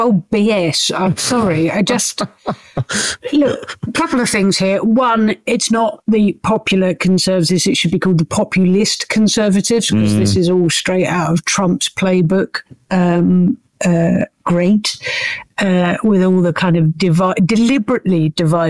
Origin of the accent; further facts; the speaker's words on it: United Kingdom; we are British